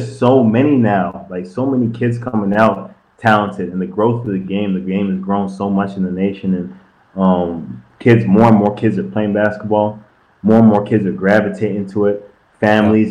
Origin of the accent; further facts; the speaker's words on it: Canada; being Canadian, and back then there wasn't a lot of Canadians in the league